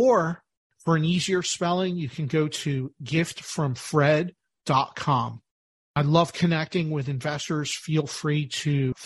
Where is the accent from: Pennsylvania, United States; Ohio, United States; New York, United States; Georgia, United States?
Pennsylvania, United States; Philadelphia; I'm from Philadelphia, the birthplace of our nation